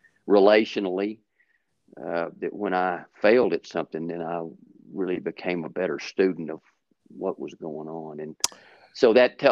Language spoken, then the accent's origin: English; Lubbock, Texas, United States; also born or lived in Fort Sill, Oklahoma; I basically grew up in Lubbock, Texas, went to school, grade school, high school, stayed there and went to college at Texas